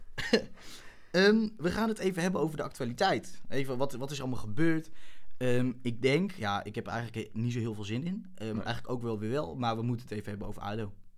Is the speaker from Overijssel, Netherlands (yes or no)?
yes; Wierden, Overijssel, Netherlands; moved away as an adult; now in Groningen, Netherlands; ik ben geboren in Wierden